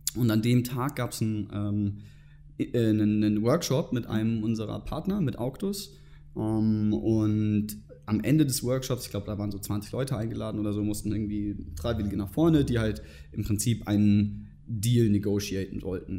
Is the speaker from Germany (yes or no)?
yes; Germany; moved away as an adult; now in Munich, Germany; ich komme ursprünglich aus der Nähe von Hamburg